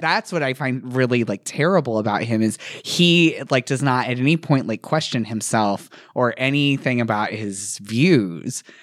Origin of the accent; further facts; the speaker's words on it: Indiana, United States; I'm from Indiana